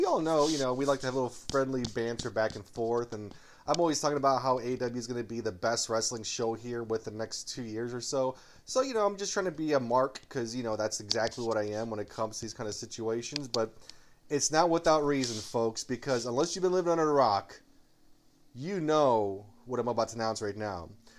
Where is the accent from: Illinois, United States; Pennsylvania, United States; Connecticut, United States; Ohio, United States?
Illinois, United States; Chicago; Now, I grew up in Chicago. It's well documented or well told that I grew up in Chicago, watching my Cubbies, watching my Chicago Bulls.